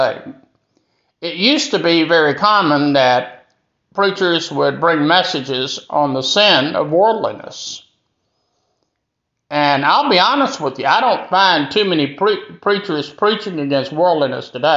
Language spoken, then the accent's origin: English; Greenville, South Carolina, United States; my hometown of Greenville, South Carolina